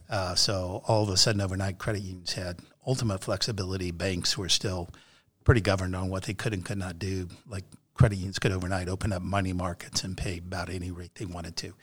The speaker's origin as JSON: {"language": "English", "town": "Indianapolis", "region": "Indiana", "country": "United States", "tie": "born or raised there", "also_born_or_lived": "Monrovia, Indiana", "said": "I grew up here in Indianapolis, uh, born at Methodist Hospital"}